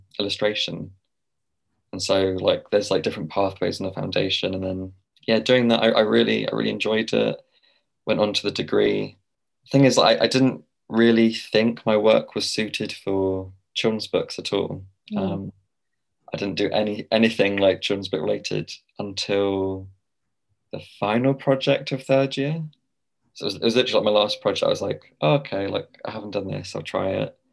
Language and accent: English; Winchester, South East England, United Kingdom; moved away as an adult; also born or lived in Basingstoke; now in London, United Kingdom; I'm from Winchester originally. I'm currently living in London.